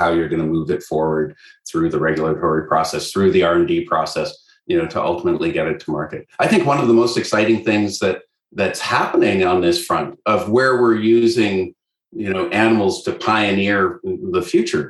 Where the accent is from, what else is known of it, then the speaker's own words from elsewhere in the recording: Canada; I'm Canadian